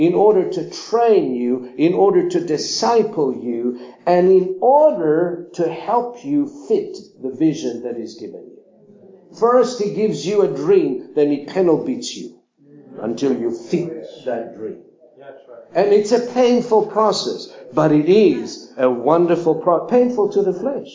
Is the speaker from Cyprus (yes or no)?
yes; Cyprus; I was raised up in Cyprus